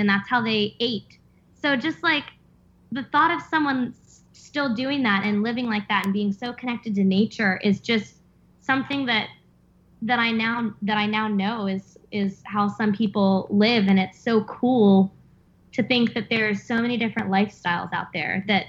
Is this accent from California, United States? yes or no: no; Pennsylvania, United States; now in Virginia, United States; I grew up in Pennsylvania, moved to Virginia